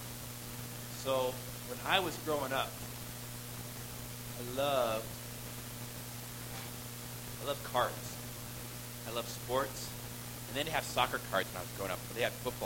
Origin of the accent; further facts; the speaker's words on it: Southern California, United States; I grew up in Southern California